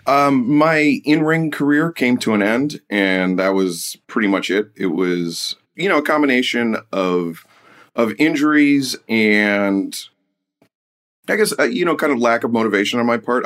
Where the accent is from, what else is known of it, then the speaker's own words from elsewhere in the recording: Detroit, Michigan, United States; growing up in Detroit